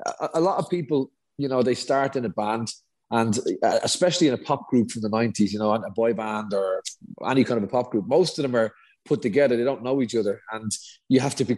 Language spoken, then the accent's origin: English; Dublin, Leinster, Ireland; we're both from Dublin